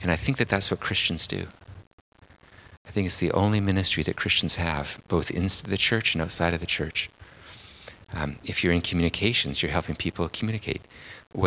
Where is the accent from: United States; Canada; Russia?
Canada; Port Alberni, British Columbia; I'm from Port Alberni on Vancouver Island